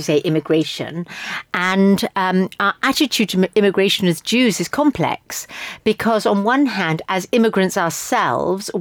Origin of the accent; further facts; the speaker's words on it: London, United Kingdom; Me as a Briton or as a Londoner, me as a Jew